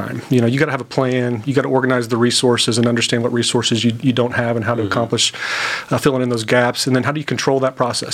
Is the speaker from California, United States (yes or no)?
no; Tulsa, Oklahoma, United States; born and raised in Tulsa